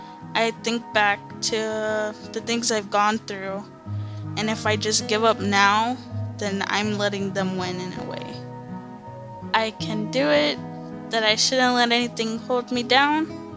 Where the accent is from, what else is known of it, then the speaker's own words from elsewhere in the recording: Lake Los Angeles, California, United States; also born or lived in Antelope Valley / Santa Monica; I grew up, like, in a very small city that's even smaller than that, called Lake Los Angeles.